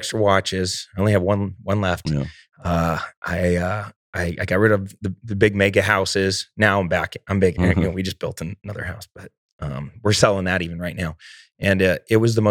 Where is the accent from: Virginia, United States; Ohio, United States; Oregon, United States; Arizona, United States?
Arizona, United States; Mesa; I'm this kid from Mesa, Arizona that was slinging drugs out of the drive-through window at Burger King in high school